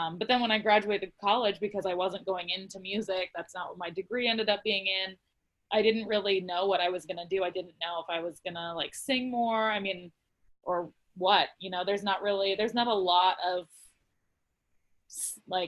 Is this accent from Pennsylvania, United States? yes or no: no; Montana, United States; I grew up in Montana, so, you know, rodeoing is a huge part of the culture I grew up in.